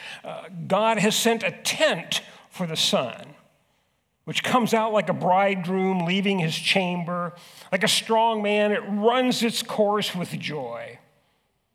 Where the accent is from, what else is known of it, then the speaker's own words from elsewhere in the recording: Southern California, United States; moved away as an adult; now in Huron, United States; I grew up in California. I grew up in Southern California, where it is street upon street upon street, building upon building upon building